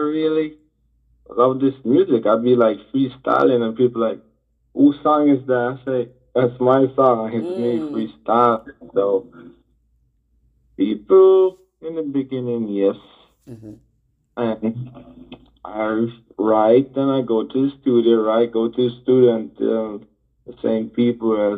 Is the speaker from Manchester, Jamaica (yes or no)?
no; Montego Bay, Saint James, Jamaica; I'm from Montego Bay, Jamaica